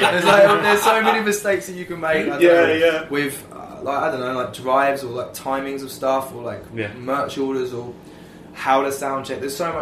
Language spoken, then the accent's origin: English; United Kingdom; because I'm British.